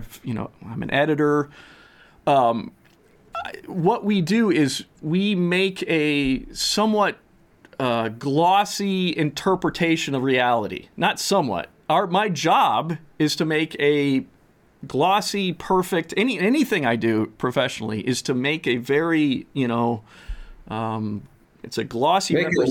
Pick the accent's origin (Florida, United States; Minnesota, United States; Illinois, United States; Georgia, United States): Minnesota, United States; as a Minnesotan